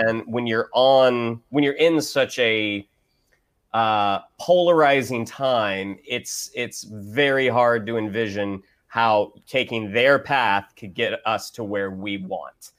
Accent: Orlando, Florida, United States; I grew up in Orlando, which is a bit more red

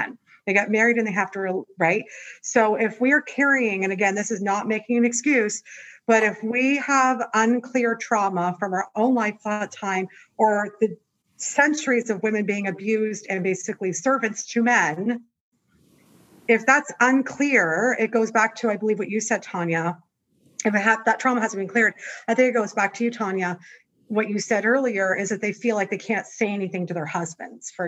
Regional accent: Canada; moved away as an adult; now in Los Angeles, United States; I'm Canadian

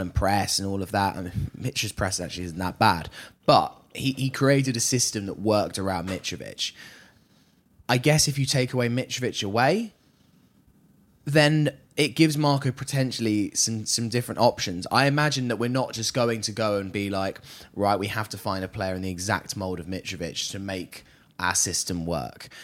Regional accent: United Kingdom; coming here as a as as a Brit

